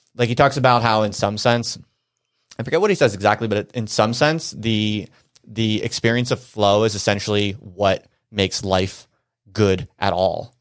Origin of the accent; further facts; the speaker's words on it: New Jersey, United States; moved away; also born or lived in Philadelphia / Brooklyn; I grew up in New Jersey